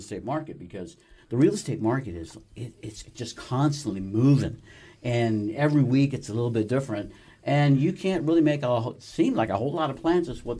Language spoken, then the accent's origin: English; Colorado, United States; moved away; I am originally from Colorado, mm-hmm, my native state.